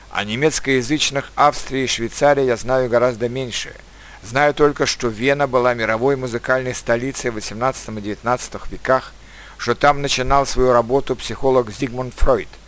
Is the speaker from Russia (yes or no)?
no; Turkmenistan; born there; хотя я сам родился в Средней Азии, в Туркменистане.